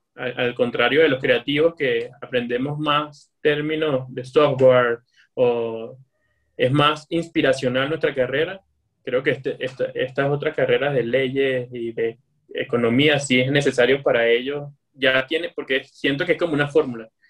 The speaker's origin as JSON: {"language": "Spanish", "country": "Venezuela", "said": "yo soy venezolano y como venezolano vengo de, del calor y del Caribe"}